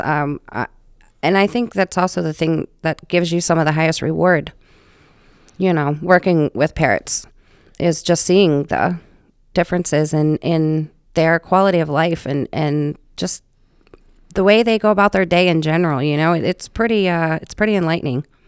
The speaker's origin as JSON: {"language": "English", "region": "West Virginia", "country": "United States", "tie": "born or raised there", "moved": "as an adult", "lives_now": "Rhode Island, United States", "said": "I'm originally from West Virginia, actually, is where I was born"}